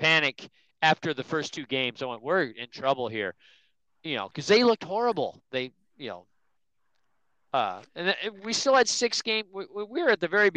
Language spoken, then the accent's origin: English; Nebraska, United States; now in Las Vegas, United States; I grew up in Nebraska